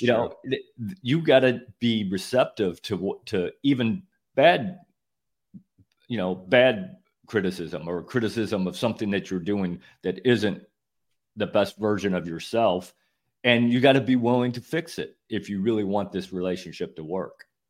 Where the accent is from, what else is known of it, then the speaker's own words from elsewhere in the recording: Northern Illinois, United States; moved away as an adult; now in Florida, United States; I grew up in Northern Illinois working on farms all summer